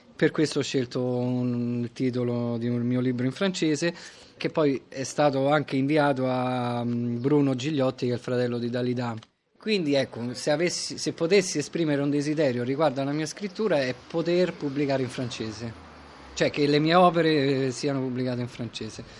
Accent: Rome, Lazio, Italy; Io ho sempre vissuto qua, anche se in realtà sono nato in, eh, Viale Angelico, in zona Prati

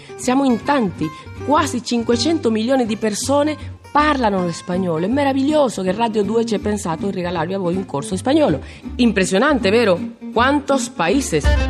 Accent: Caracas, Capital District, Venezuela; sono di Caracas, Caracas sì, la capitale del Venezuela.

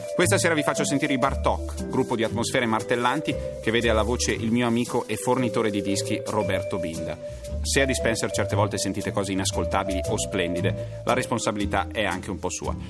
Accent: Varese, Lombardy, Italy; io sono di Varese, operosa cittadina delle prealpi lombarde

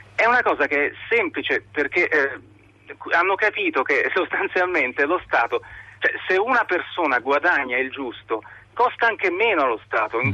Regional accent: Italy; now in France

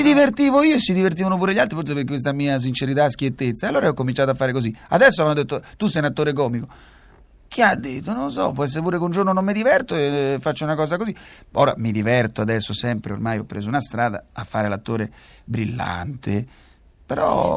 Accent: Rome, Lazio, Italy; oggi sono uno dei pochi romani di Roma perché mia madre è nata a Roma, nacque a Roma, eh, eh, a Testaccio, quindi siamo proprio romani

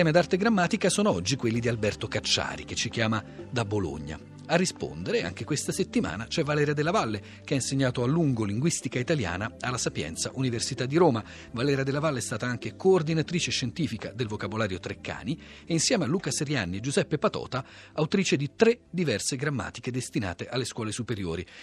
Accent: Tunisia; Per me la Tunisia è il mio paese, eh? eh io adoro andarci perché vabbè, è lì che ho passato l'infanzia.

